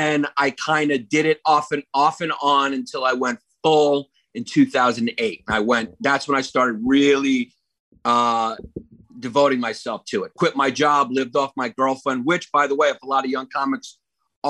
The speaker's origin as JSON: {"language": "English", "town": "New York City", "region": "New York", "country": "United States", "also_born_or_lived": "Miami, Florida", "said": "I'm from Park Slope, Brooklyn."}